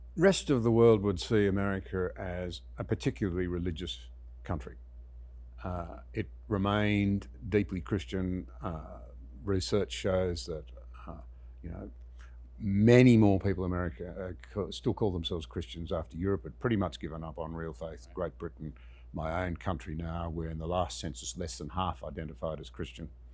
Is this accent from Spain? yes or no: no; Australia; as an Australian